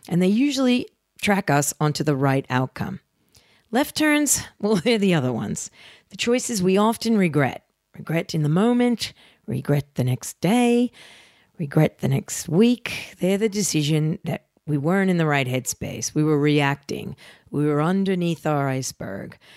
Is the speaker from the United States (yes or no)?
yes; New Jersey, United States; I'm a girl from Jersey and I have flaws.